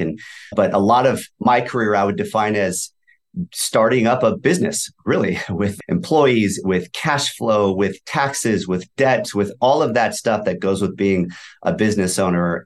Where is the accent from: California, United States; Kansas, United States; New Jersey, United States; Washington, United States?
California, United States; Valencia; also born or lived in Thousand Oaks; I grew up in Valencia, which is probably thirty minutes away from you also